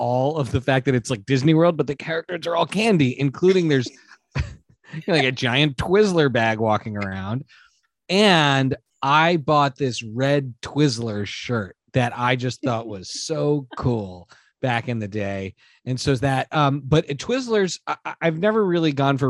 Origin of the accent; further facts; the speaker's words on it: Montreal, Quebec, Canada; I grew up in Canada